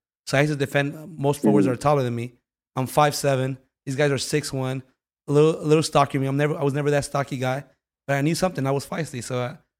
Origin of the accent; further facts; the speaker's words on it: Los Angeles, California, United States; I grew up in South Central, so LA.